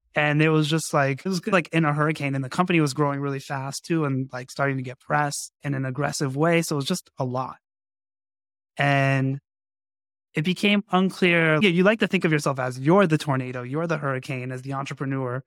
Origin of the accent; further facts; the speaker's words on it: Las Vegas, Nevada, United States; I grew up in Las Vegas, so boxing was a big deal